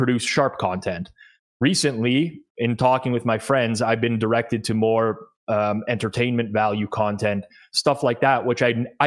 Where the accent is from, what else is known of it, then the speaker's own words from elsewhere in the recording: Toronto, Ontario, Canada; I am Canadian, born and raised in Toronto